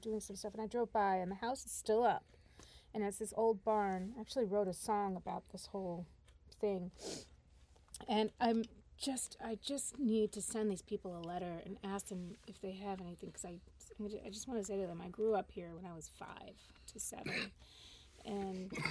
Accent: Geneseo, New York, United States; moved away; I grew up in Geneseo for a few years

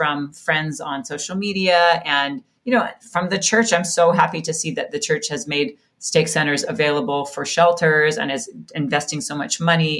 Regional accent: Laie, Hawaii, United States; moved away as an adult; also born or lived in Kahuku, Hawaii; So I was born in Kahuku, Hawaii on the North Shore, and I was raised in Laie, which is where BYU Hawaii is.

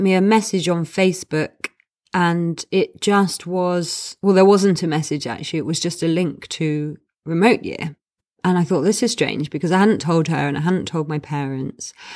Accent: London, United Kingdom; I am from London

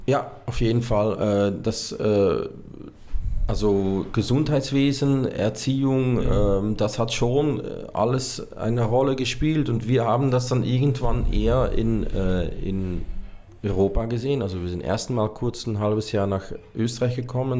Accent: Hasselt, Flanders, Belgium; moved away as an adult; also born or lived in Brazil / Austria; direkt neben meiner Heimatstadt Hasselt

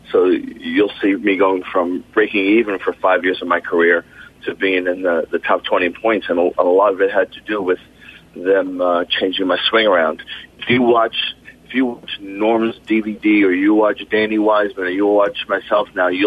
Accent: East Coast, United States; Growing up on the East Coast, I grew up on pure friction.

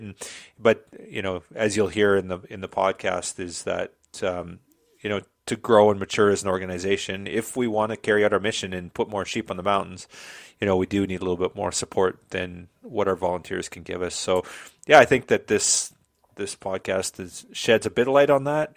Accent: Southern Alberta, Canada; born and bred in Southern Alberta, grew up on a farm in the middle of nowhere.

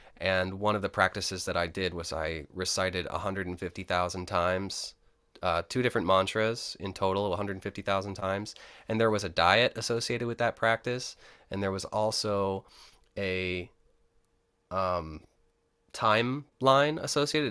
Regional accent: Rochester, New York, United States; I was born in Rochester, New York, upstate, and I grew up in the inner city

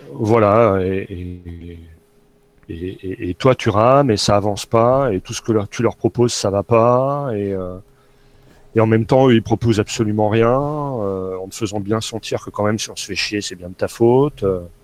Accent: Nancy, Grand Est, France; moved away; je suis originaire de Nancy et que j'ai plein de potes là-bas, et dont de la famille

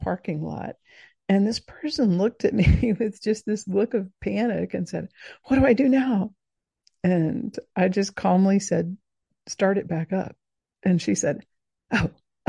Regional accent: coast of South Georgia, United States; I grew up in the Deep South. I grew up on the coast of South Georgia

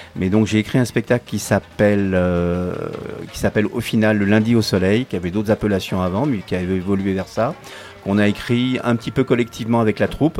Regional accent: Paris, Île-de-France, France; now in Grenoble, France; je suis né à Paris

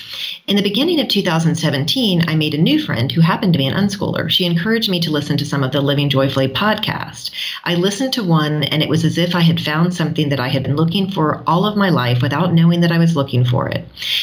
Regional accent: South Africa; Hi, we are a South African unschooling family.

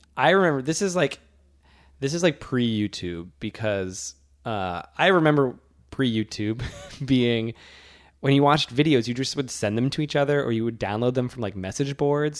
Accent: Worcester, Massachusetts, United States; I flew from my hometown of Worcester, which does not have a very large airport

